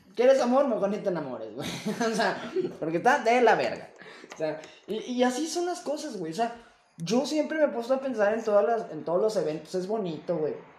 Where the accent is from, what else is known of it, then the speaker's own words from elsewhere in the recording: Mexico; a veces te me arrepiento de ser mexicano, güey. Pero me amo siendo mexicano.